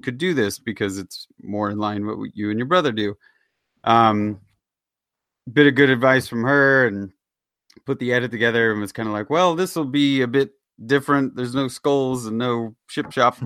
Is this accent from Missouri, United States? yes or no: yes; Kansas City, Missouri, United States; moved away; my hometown team